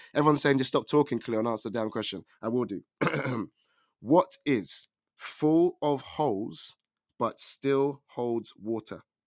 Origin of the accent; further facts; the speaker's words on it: England, United Kingdom; I am from England